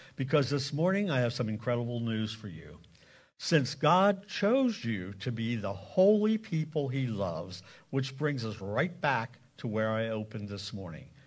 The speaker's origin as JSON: {"language": "English", "area": "Lancaster County", "region": "Pennsylvania", "country": "United States", "tie": "born or raised there", "also_born_or_lived": "South Carolina / Indiana", "said": "I grew up in Lancaster County, the Bible Belt"}